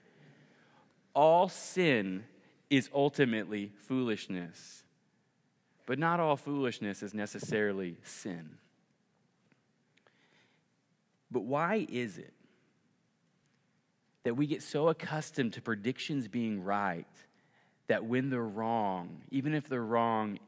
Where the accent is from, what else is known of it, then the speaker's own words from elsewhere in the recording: Oklahoma, United States; moved away; I grew up in Oklahoma